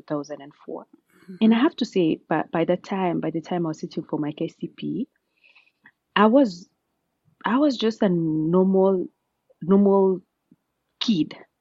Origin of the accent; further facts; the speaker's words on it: Amalo village, Keringet, Nakuru County, Kenya; moved away as an adult; also born or lived in Oxford, United Kingdom / Massachusetts, United States; now in Cambridge, United States; Born and raised in Nakuru County, Keringet sub-county, in a village called Amalo